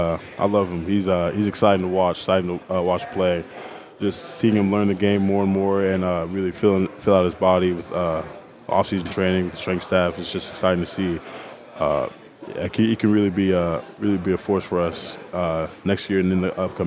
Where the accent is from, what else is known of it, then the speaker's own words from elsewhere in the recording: Nigeria; I like brisket, but when I'm home because I'm Nigerian, I miss my mom's jollof rice.